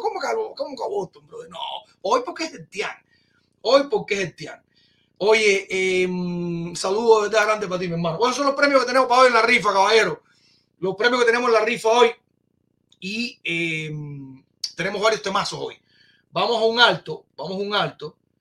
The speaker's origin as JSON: {"language": "Spanish", "country": "Cuba"}